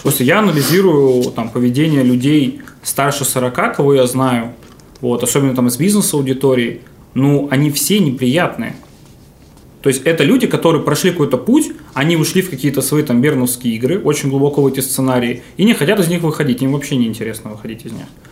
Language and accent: Russian; Novosibirsk, Novosibirsk Oblast, Russia; я из Новосибирска, э, закончил школу в Академгородке